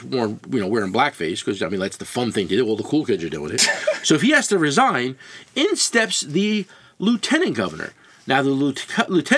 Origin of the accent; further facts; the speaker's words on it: New Jersey, United States; I grew up in New Jersey. I'm 53 years old. And I grew up in New Jersey.